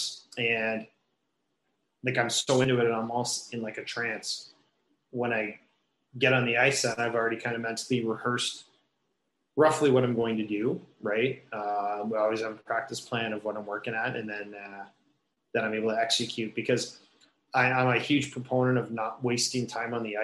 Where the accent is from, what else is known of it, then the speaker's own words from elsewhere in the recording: Kitchener, Ontario, Canada; growing up in Kitchener, about an hour west of here, played all my minor hockey in Kitchener